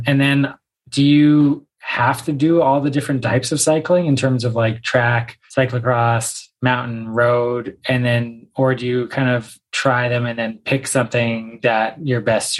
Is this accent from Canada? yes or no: yes; Canada; I grew up in Canada and I went and played basketball at university